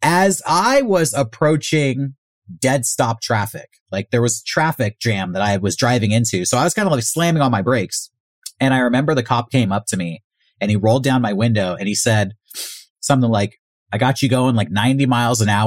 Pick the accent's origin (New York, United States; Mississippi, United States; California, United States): California, United States; San Diego; I'm from San Diego